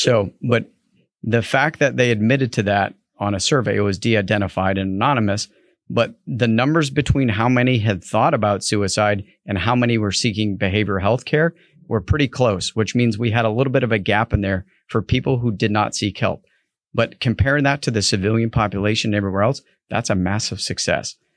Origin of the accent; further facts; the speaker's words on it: New England, United States; I grew up in New England